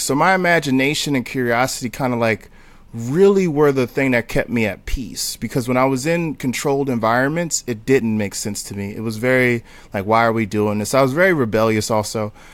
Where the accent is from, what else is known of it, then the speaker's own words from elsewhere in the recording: Newark, New Jersey, United States; also born or lived in Texas; now in Brooklyn, United States; I'm from Newark, New Jersey.